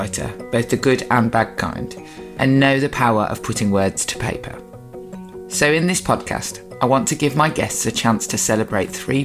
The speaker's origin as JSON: {"language": "English", "town": "Birmingham", "region": "West Midlands", "country": "United Kingdom"}